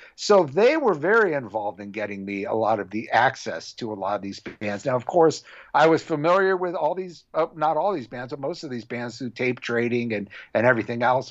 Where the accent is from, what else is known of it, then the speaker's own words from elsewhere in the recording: Orange County, California, United States; I grew up in Orange County